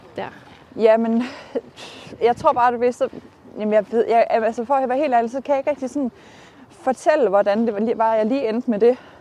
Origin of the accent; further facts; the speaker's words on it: North Jutland, North Denmark Region, Denmark; moved away as an adult; also born or lived in Aalborg; now in Horsens, Denmark; jeg kommer jo fra Nordjylland